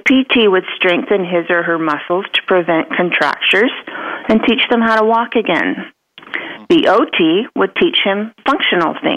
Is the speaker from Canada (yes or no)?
yes; Western Canada, British Columbia, Canada; moved away as an adult; also born or lived in Vancouver / California; now in United States; I was raised in Western Canada, British Columbia, and attended the University of British Columbia.